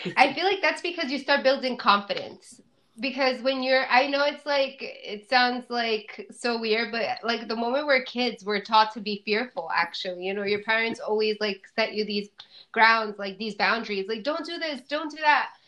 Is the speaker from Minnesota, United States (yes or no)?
no; New Jersey, United States; I'm from New Jersey originally